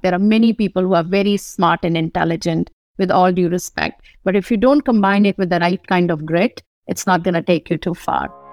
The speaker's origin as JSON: {"language": "English", "town": "Kanpur", "region": "Uttar Pradesh", "country": "India", "tie": "born or raised there", "also_born_or_lived": "New Delhi / Maharashtra", "moved": "as an adult", "lives_now": "United States", "said": "I was born in Kanpur, U P, Uttar Pradesh. Spent a lot of time in New Delhi, N C R areas we call"}